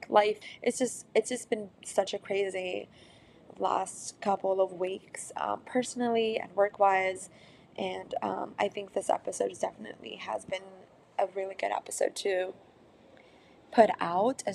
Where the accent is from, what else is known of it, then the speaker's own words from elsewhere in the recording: San Francisco, California, United States; my hometown of San Francisco